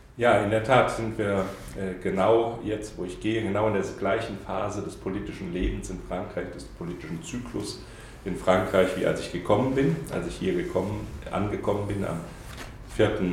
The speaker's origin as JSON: {"language": "German", "town": "Saarbrücken", "region": "Saarland", "country": "Germany", "tie": "born or raised there", "said": "Ich bin Saarländer, komme also in, äh, aus Saarbrücken, äh, der Hauptstadt des Saarlandes"}